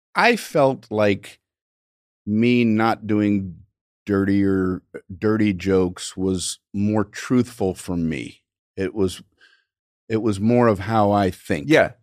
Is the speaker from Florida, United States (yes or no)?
yes; Miami, Florida, United States; I grew up in Miami, Florida.